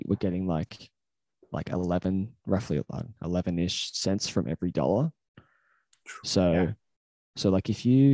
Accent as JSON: {"language": "English", "country": "Australia", "said": "because we're Australian"}